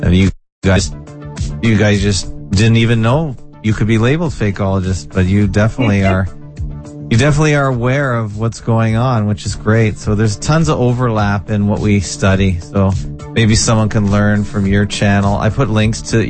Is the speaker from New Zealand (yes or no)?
no; Canada; I'm a Canadian though, just in name only